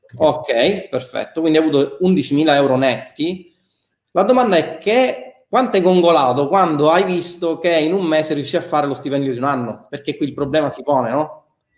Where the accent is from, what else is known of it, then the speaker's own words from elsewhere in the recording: Milan, Lombardy, Italy; accent: Milanese; il mio accento che si sente essere di Milano